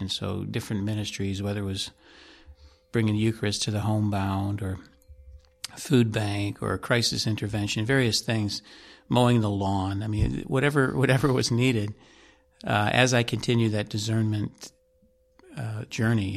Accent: Ohio, United States; moved away as an adult; also born or lived in Portland; I grew up back in the Midwest, in the state of Ohio

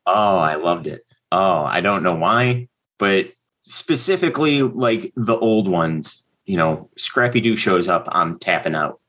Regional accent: Hamburg, New York, United States; I grew up just outside of Buffalo, uh, town called Hamburg, New York

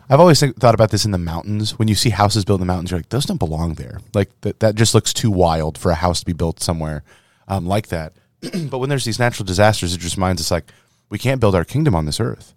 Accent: Little Verina, Iowa, United States; moved away; My hometown, Little Verina, Iowa

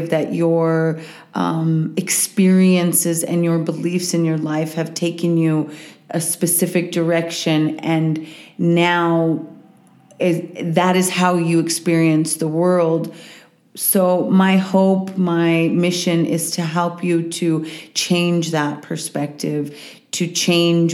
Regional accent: Walsenburg, Colorado, United States; also born or lived in Boulder, Colorado; I'm from Southern Colorado, a little town called Walsenburg. It's where my family is from, many generations. I grew up for a period of time in Boulder as I was a kid, and then went to high school in Walsenburg

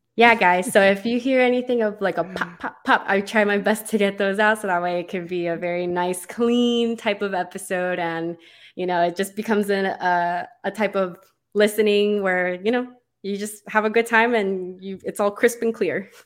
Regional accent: Miami, Florida, United States; moved away as an adult; now in Orlando, United States; I am from Miami. I actually moved away for school

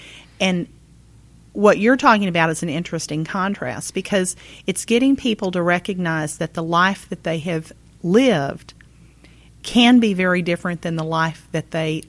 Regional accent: Texas, United States; I'm from Texas. I have on occasion.

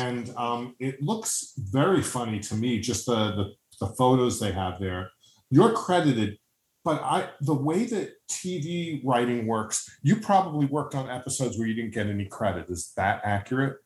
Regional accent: New York, United States; as a New Yorker

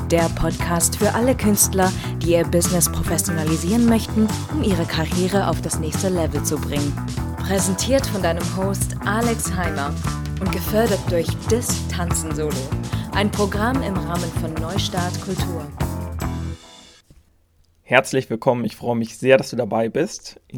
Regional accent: Germany; aber natürlich auch in Deutschland, meinem Heimatland

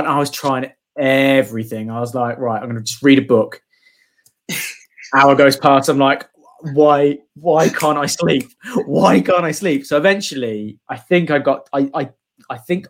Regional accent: Midlands, United Kingdom; moved away; I'm actually from the Midlands

